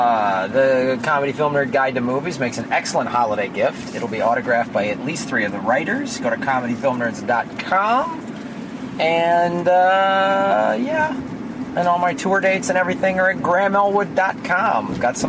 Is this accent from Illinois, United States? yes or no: yes; Chicago, Illinois, United States; Chi-Town, baby, my hometown.